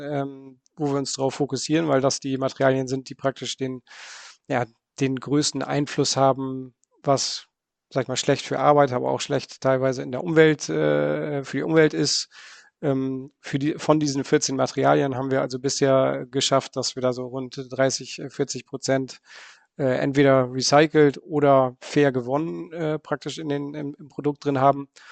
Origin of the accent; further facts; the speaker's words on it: Bremen, Germany; moved away as an adult; now in Netherlands; Ich Komme ursprünglich aus, äh, aus Bremen, bin aber jetzt schon 20 Jahre lang in, äh, in den Niederlanden